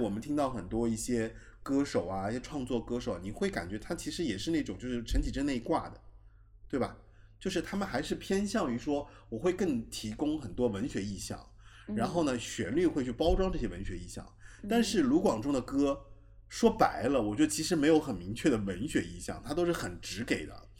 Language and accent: Chinese; Taiwan; 我是台湾人嘛，